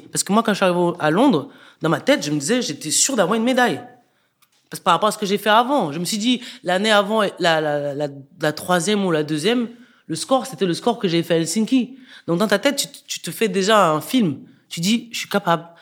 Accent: Cameroon; now in France; je viens du Cameroun.

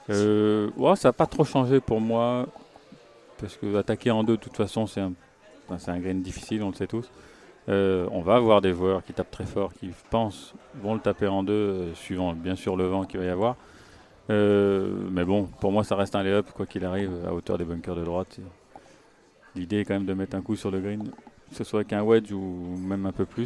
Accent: France; mais aussi euh, en tant que Français, on écoute Pascal

